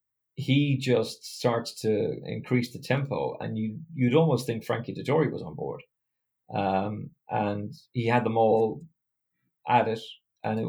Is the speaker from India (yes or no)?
no; Ireland; as an Irishman